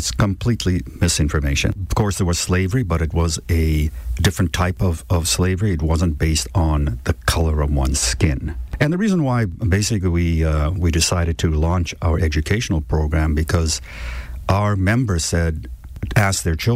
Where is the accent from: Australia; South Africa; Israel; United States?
South Africa; now in Vancouver, Canada; I was born in South Africa